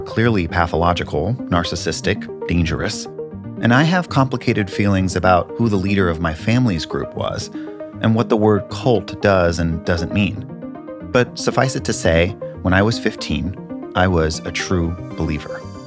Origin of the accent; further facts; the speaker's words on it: Northern California, United States; I was a 15 year old kid living in Northern California with my parents